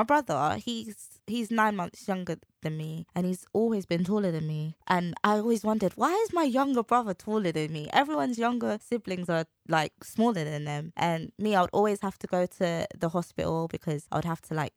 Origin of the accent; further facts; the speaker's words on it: London, United Kingdom; I'm from the East End